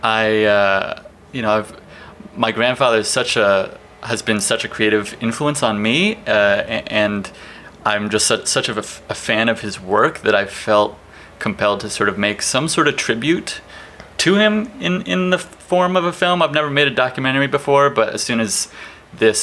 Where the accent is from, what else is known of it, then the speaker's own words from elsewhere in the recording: Towson, Maryland, United States; moved away; also born or lived in Emeryville/Oakland, California; From the East Coast. From just north of Baltimore, Maryland